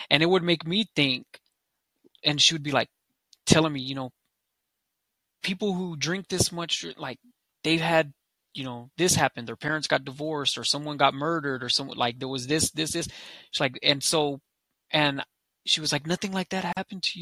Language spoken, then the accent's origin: English; United States; So first of all, um, I'm American Indian, I'm Lakota.